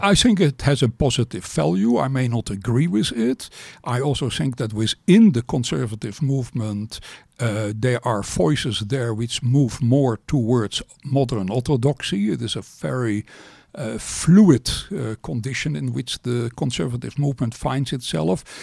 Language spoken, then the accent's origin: English; Amsterdam, North Holland, Netherlands; I was born in Amsterdam